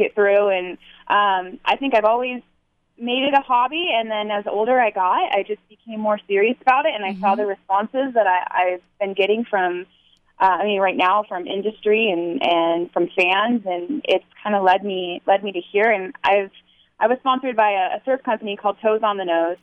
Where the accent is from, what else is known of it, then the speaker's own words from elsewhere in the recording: Dana Point, California, United States; Dana Point, that's my hometown